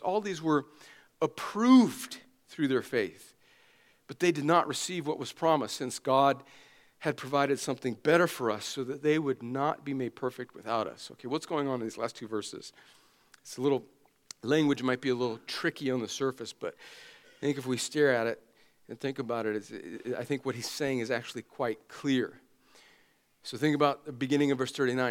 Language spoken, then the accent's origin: English; United States; as an American Christian.